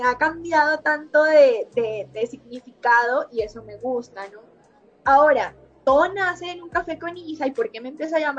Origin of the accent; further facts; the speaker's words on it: Montelíbano, Córdoba, Colombia; also born or lived in Barranquilla / Medellín; Y bueno, nací en Montería, Córdoba, crecí en Montelíbano, Córdoba, viví mucho tiempo en Barranquilla, cuatro años